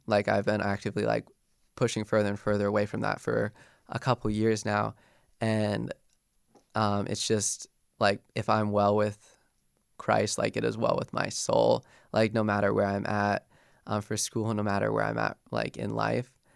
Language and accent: English; Golden, Colorado, United States; moved away as an adult; I grew up in Golden my whole life.